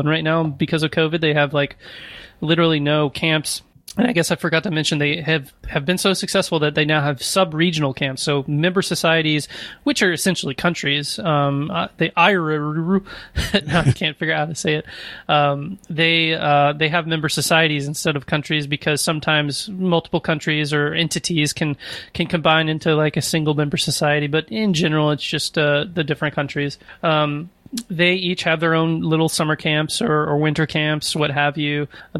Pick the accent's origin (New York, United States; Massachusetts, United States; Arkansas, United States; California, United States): Arkansas, United States; born there; also born or lived in Warrenton, Missouri; No, I was born in Arkansas and moved around and ended up in Warrenton, Missouri for a while.